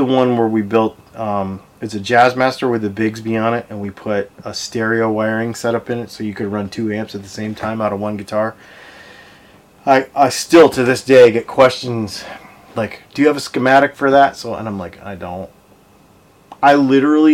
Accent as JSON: {"language": "English", "region": "Arizona", "country": "United States", "moved": "yes", "said": "I'm from Arizona. I lived out there."}